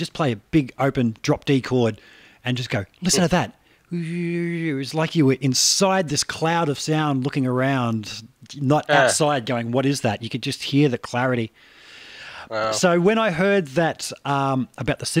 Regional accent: Australia; my accent

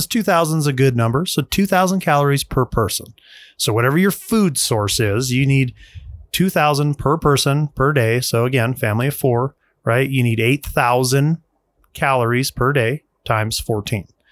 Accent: Utah, United States; moved away; I grew up in Utah.

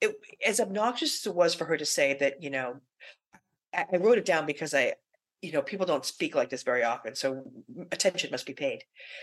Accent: Everett, Massachusetts, United States; I grew up in Everett

